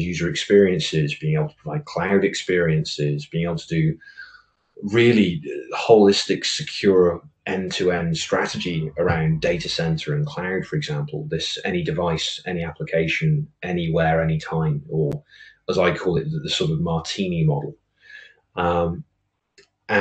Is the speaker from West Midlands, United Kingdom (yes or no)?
yes; Oswestry, West Midlands, United Kingdom; I am originally from a border market town on the border between England and Wales, a place called Oswestry. And I was born and bred in a small village called Mordor